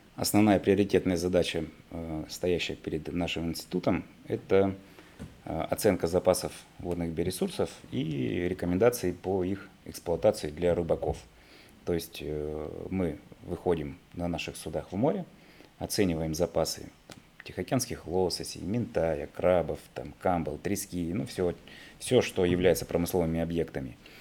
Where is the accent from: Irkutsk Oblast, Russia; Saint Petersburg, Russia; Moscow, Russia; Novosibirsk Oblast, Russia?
Irkutsk Oblast, Russia; Irkutsk; moved away as an adult; now in Vladivostok, Russia; я сам такой, приехал из Сибири, из города Иркутска